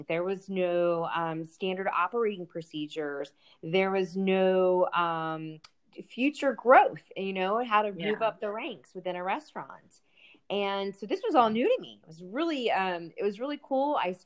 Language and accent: English; Sykesville, Maryland, United States; It was called Sykesville